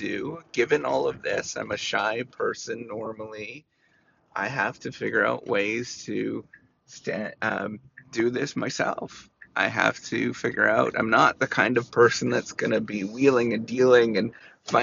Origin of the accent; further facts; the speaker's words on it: Canada; I'm was born and raised in Canada